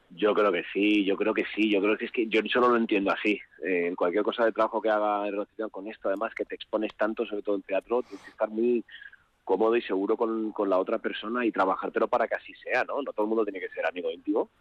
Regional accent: Asturias, Spain; que somos los, los asturianos

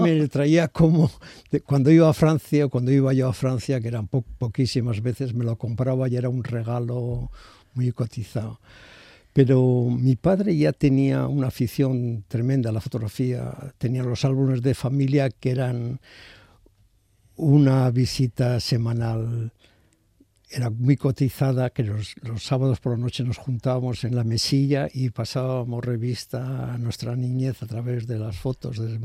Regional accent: San Sebastián, Basque Country, Spain; Nosotros vivíamos, y yo nací en Miguel y Mazuno enfrente del Cursal

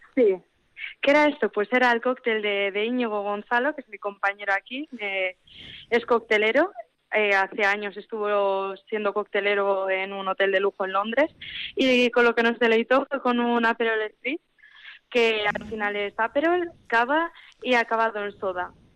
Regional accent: Labastida, Basque Country, Spain; also born or lived in Vitoria; yo soy de la Bastida

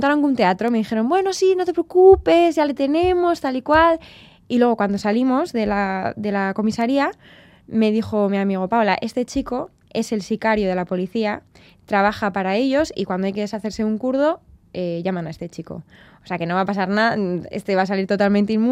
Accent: Bilbao, Basque Country, Spain; also born or lived in Tenerife; los de Bilbao nacemos donde sea

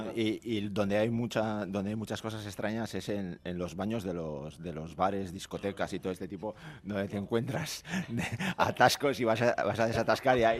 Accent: Bermeo, Basque Country, Spain; yo que soy de Bermeo

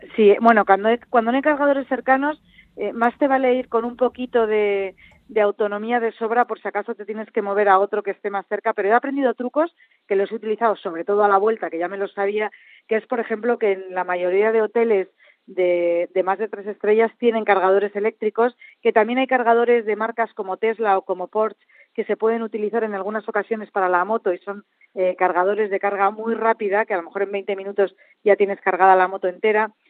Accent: central Spain, Spain; vengo del centro de España donde la uva se cultiva a ras de tierra

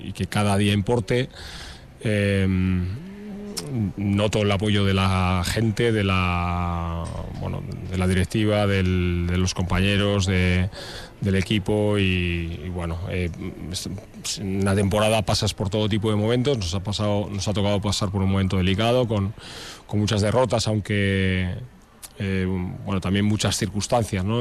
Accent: Portugalete, Basque Country, Spain; moved away as an adult; now in Vitoria-Gasteiz, Spain; no nací aquí, soy de Portugalete, pero vivo aquí desde, desde que vine a estudiar la carrera

